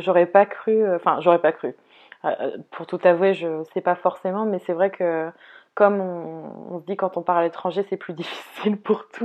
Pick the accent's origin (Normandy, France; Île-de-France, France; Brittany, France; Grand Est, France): Brittany, France; moi, la bretonne